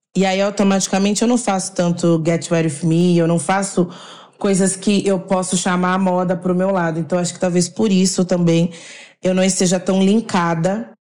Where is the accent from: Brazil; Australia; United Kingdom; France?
Brazil; Caxambu, Minas Gerais; E sou nascida em Caxambu